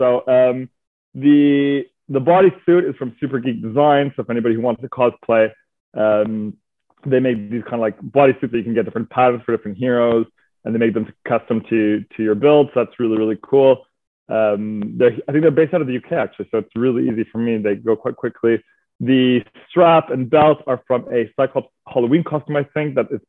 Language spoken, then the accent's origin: English; Montreal, Quebec, Canada; moved away as an adult; now in London, United Kingdom; So I'm originally from Montreal, Quebec, Canada. My mother's French Canadian. My dad is English Canadian. And I moved to London about 8, almost 9 years ago coming up.